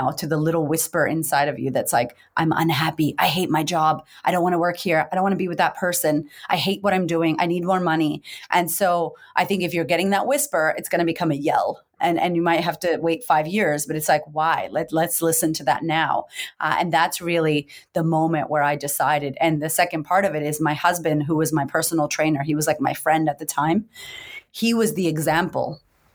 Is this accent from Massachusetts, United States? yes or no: yes; Boston, Massachusetts, United States; moved away as an adult; now in Australia; I grew up in America, in Boston, to a bipolar single mother